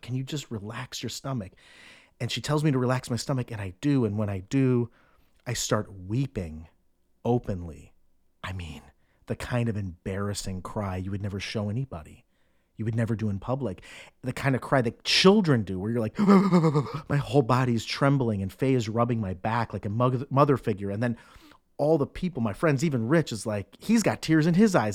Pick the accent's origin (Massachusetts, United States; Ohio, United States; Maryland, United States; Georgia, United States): Ohio, United States; Cleveland; moved away; also born or lived in New York City; I'm from Cleveland